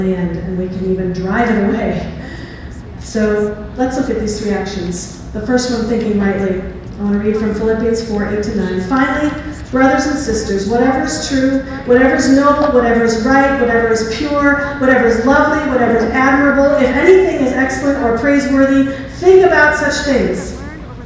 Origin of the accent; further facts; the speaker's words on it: New York, United States; moved away as an adult; I was born and bred in New York. Like, I've lived there my whole life.